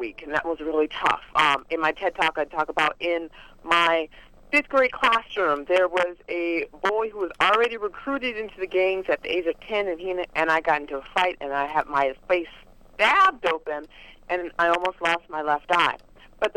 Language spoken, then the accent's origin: English; Los Angeles, California, United States; Growing up in South Central Los Angeles was not the easiest thing